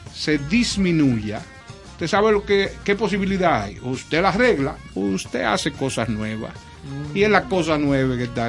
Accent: Dominican Republic; somos como República Dominicana

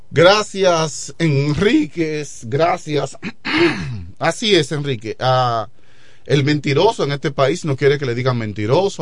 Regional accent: La Romana, Dominican Republic; mi pueblo, la romana

